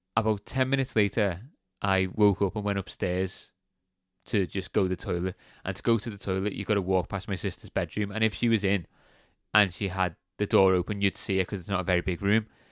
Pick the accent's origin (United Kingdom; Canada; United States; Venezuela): United Kingdom; England; being English